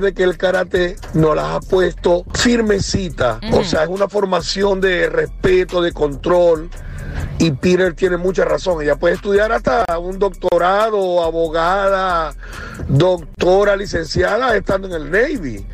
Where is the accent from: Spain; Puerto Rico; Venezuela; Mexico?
Puerto Rico; moved away as an adult; salí de Bucaram, Puerto Rico, a los 18 años